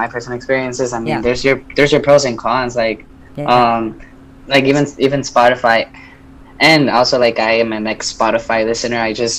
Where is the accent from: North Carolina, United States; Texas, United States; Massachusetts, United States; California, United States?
Texas, United States; connecting you from New York with Cali and Texas, my home state, is just